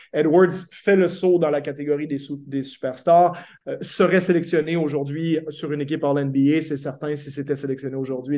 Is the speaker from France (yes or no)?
no; Quebec, Canada; en tant que Québécois